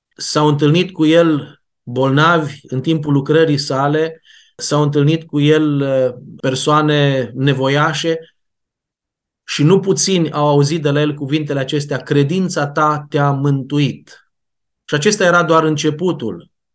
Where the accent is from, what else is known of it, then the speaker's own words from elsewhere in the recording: Timișoara, Timiș County, Romania; Noi cei care vorbim acum aici suntem din Timișoara